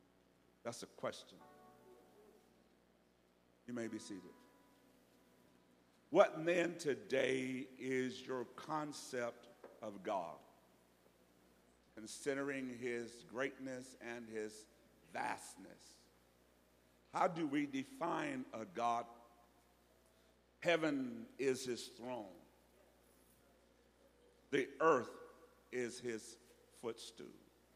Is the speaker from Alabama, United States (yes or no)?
yes; Alabama, United States; And where I'm from is hot, but it ain't muggy. So, but don't worry, I'm from Alabama, so it's not a big deal.